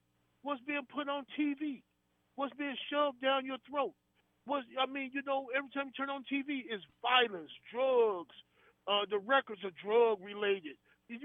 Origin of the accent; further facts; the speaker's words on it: Chicago, Illinois, United States; I'm from Chicago. South Chicago